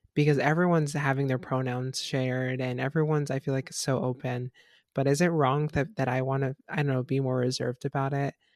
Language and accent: English; Florida, United States; I'm from Florida